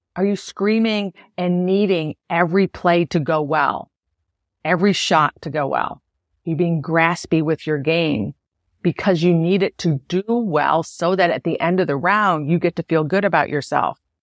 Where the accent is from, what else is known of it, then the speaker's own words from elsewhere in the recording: Buffalo, New York, United States; I'm from Buffalo